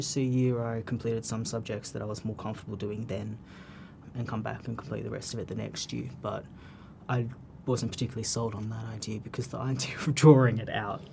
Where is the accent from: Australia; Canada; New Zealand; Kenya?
Australia; Canberra, Australian Capital Territory; moved away; I was born in Canberra